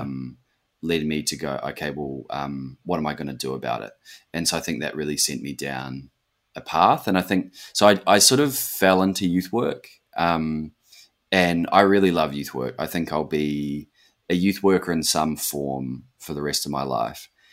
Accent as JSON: {"language": "English", "region": "Auckland", "country": "New Zealand", "tie": "born or raised there", "moved": "as an adult", "lives_now": "Western Australia, Australia", "said": "since growing up in West Auckland."}